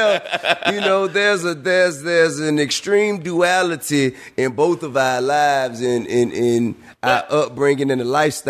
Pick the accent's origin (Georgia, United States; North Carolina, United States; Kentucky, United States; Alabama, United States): Georgia, United States; Atlanta; I'm from Bankhead